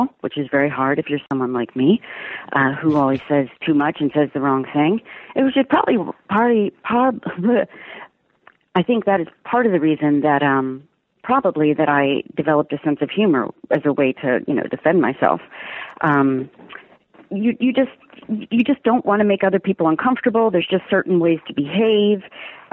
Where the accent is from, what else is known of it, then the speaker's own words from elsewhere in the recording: Delaware, United States; moved away; I grew up in Delaware